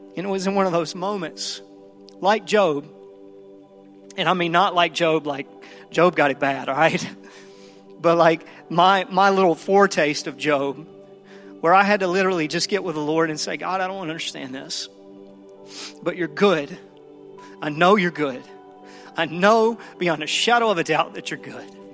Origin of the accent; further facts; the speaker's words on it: the Bible Belt South, United States; I grew up in the Bible Belt South, and I grew up in church